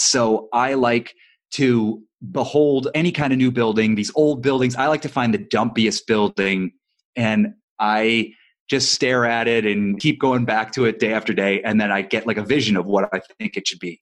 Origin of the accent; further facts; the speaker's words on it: Ohio, United States; now in Los Angeles, United States; I'm not from Los Angeles, I'm from Ohio